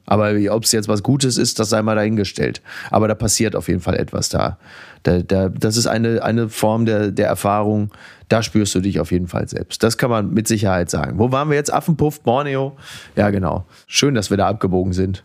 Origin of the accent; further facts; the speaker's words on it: Germany; als Deutscher im Ausland